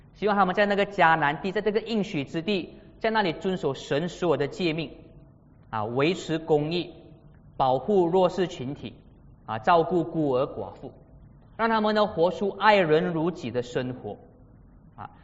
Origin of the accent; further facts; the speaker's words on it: Malaysia; 马来西亚人设立的交通规则